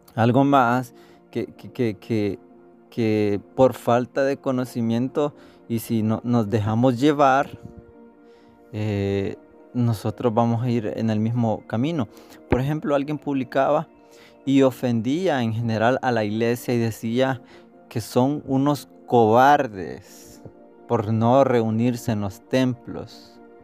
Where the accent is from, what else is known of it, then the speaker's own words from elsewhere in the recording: El Salvador; nosotros estamos a favor del aborto como salvadoreños